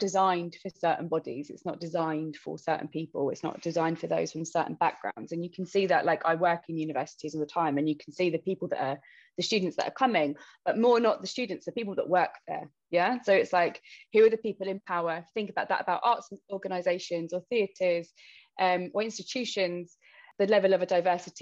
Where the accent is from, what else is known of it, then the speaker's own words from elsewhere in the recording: London, United Kingdom; I grew up in London. Our family was quite big Irish immigrants